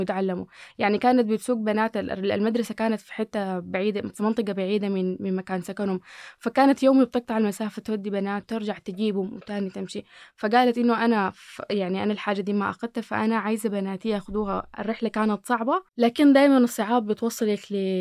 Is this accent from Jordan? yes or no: no; Sudan; أنا أكون سودانية